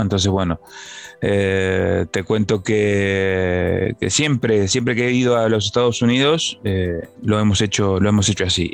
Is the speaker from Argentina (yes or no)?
yes; Buenos Aires, Argentina; first language Spanish; now in Spain; he nacido allí, en Buenos Aires, allí me formé, me crié, mi lengua, mi lengua natal es el español